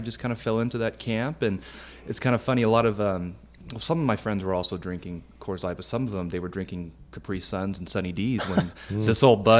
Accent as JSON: {"language": "English", "town": "Oakdale", "region": "California", "country": "United States", "tie": "born or raised there"}